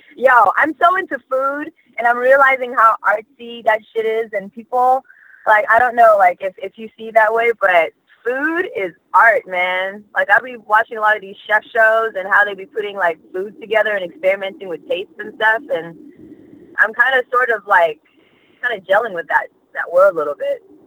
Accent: Australia; also born or lived in Malaysia / New York; now in United States; being born in Malaysia, growing up in Australia

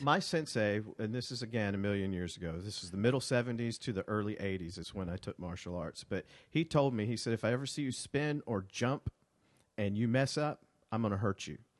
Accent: Montgomery, Alabama, United States; born or raised there; moved away as an adult; also born or lived in Birmingham, Alabama

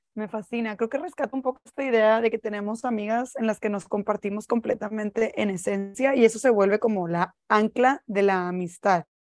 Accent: Monterrey, Nuevo León, Mexico; siempre que regreso a casa, yo también soy de Monterrey

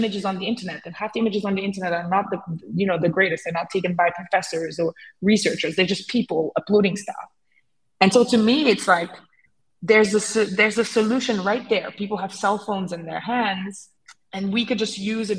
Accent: Senegal; I grew up in Senegal

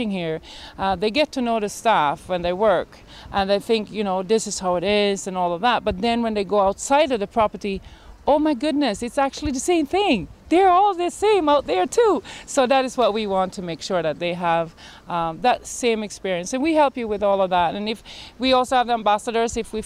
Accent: Sweden; moved away as an adult; now in Barbados; I am from Sweden originally. I came here as a tourist

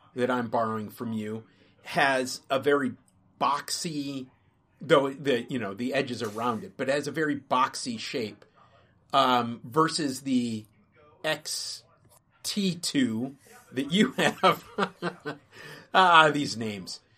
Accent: Minnesota, United States; I grew up in Minnesota

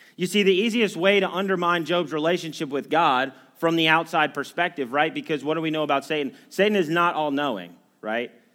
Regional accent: United States; as Americans

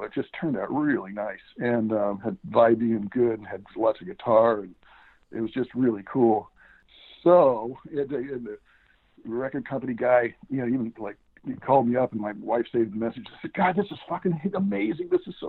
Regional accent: Texas, United States; moved away; We're both from Texas.

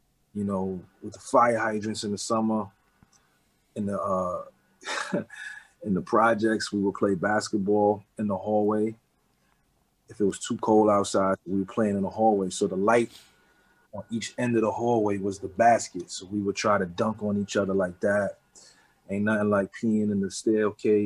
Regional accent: New York City, New York, United States; also born or lived in Harlem; I was born in Harlem, but I was raised in the Bronx

